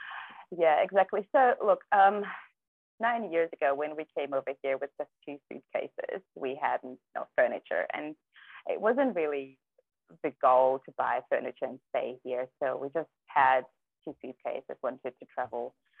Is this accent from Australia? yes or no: no; Kazakhstan; Well, I'm not sure if you know, but I was born in Kazakhstan, right? So back then we lived in a very small community, and we had no cars, we had no TVs.